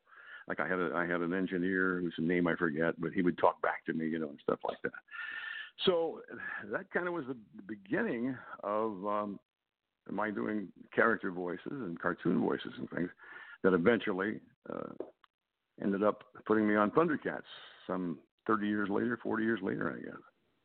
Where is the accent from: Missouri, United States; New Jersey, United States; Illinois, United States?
Illinois, United States; Pekin; moved away; my hometown in Illinois, at Peoria, Illinois. Well, I'm actually from Pekin, 12 miles away.